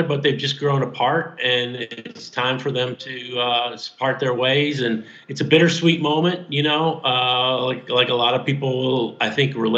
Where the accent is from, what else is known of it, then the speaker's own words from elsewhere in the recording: Detroit, Michigan, United States; now in Louisville, United States; I grew up in Detroit